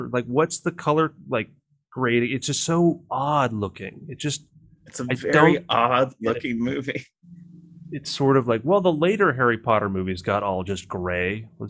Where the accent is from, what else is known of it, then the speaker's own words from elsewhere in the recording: United Kingdom; I'm a British actor.